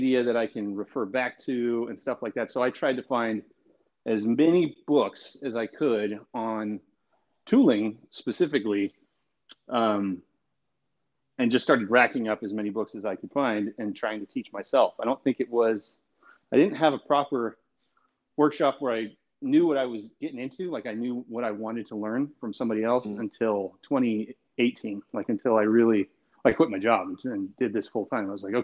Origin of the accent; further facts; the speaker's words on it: Southwest Colorado, United States; moved away as an adult; also born or lived in Nashville, Tennessee; now in Oklahoma City, United States; I grew up in Southwest Colorado on a horse ranch